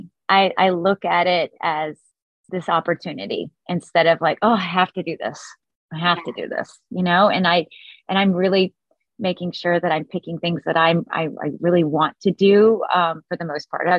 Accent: Florida, United States; I grew up in Florida and had a really sort of nice upbringing

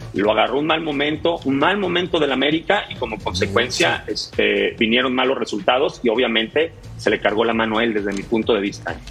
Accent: Monterrey, Nuevo León, Mexico; yo me crié en Monterrey

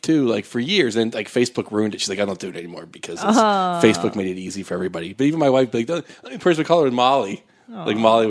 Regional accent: Pittsburgh, Pennsylvania, United States; moved away as an adult; also born or lived in San Francisco; now in Los Angeles, United States; I grew up in Pittsburgh, Pennsylvania, and was just a bartender, kind of knock-around Italian kid

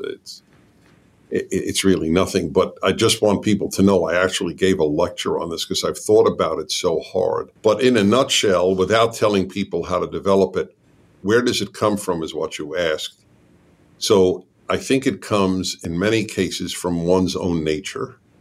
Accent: United States; I'm American

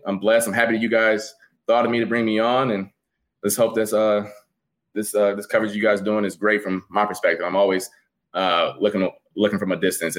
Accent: Cleveland, Ohio, United States; moved away as an adult; also born or lived in Syracuse, New York; now in Rochester, United States; I'm from Cleveland, Ohio. Originally played at St. Edward High School

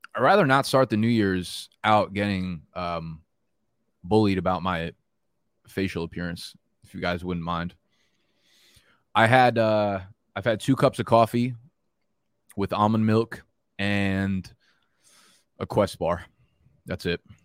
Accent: New Jersey, United States; now in Brooklyn, United States; I grew up in Jersey

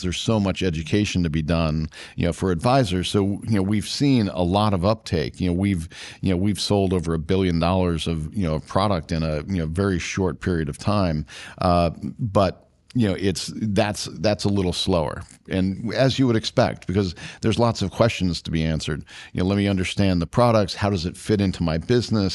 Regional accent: Washington, District of Columbia, United States; I grew up in D C

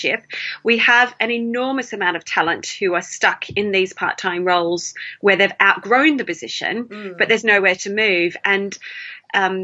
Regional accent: Melbourne, Victoria, Australia; moved away; I'm sure you can hear the accent. I'm originally from Melbourne in Australia.

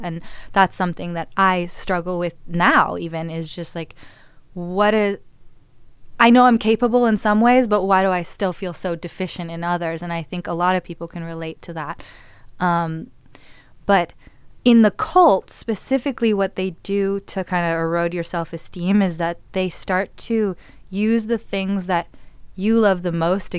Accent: Malibu, California, United States; I grew up in Los Angeles, in Malibu specifically, and I went to Malibu High

